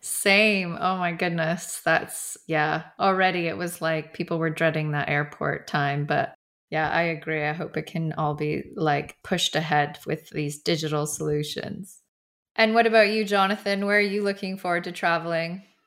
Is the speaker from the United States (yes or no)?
no; Canada; moved away as an adult; now in London, United Kingdom; I'm based in London, and but I'm from Canada originally, and I haven't been back in two years now